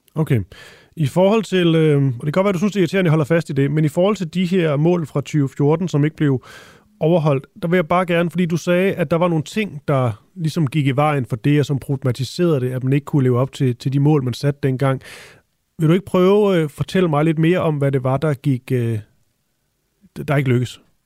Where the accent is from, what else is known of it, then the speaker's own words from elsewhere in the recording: Funen, Southern Denmark, Denmark; Jeg er også fra Fyn